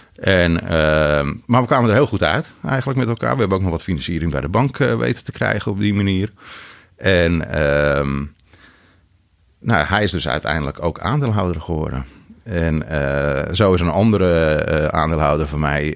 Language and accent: Dutch; Andijk, North Holland, Netherlands; moved away as an adult; also born or lived in Den Helder; Ik kom uit Andijk